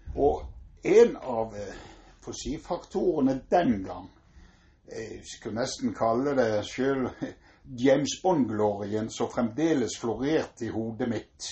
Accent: Egersund, Rogaland, Norway; now in Bergen, Norway; jeg kommer fra Egersund opprinnelig

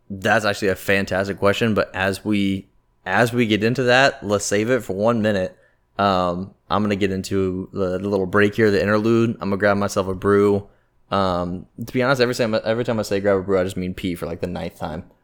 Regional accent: Jacksonville, Florida, United States; moved away as an adult; born and raised in Jacksonville, I didn't even really leave till, till now.

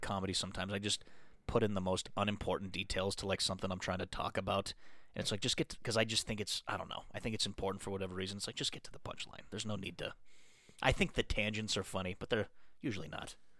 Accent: Colorado, United States; I grew up in Colorado

